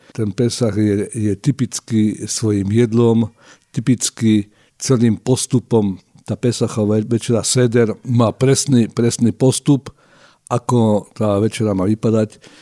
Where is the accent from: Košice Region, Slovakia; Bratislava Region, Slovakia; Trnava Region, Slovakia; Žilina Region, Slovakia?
Žilina Region, Slovakia; Žilina; v mojom rodnom meste